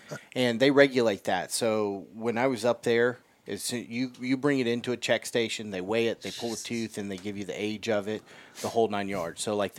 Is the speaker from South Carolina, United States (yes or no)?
yes; South Carolina, United States; You know, I grew up in South Carolina, so when I lived there in the state, where I deer hunted, the limit was $2 a day.